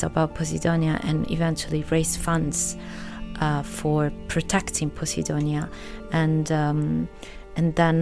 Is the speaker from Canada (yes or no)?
no; Italy; moved away as an adult; also born or lived in London / New York / Los Angeles / Berlin; now in Ibiza, Spain; I grew up in Italy, but I lived in London.